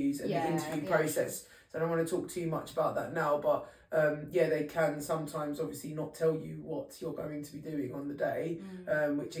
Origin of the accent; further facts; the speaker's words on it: London, United Kingdom; I was born and bred in East London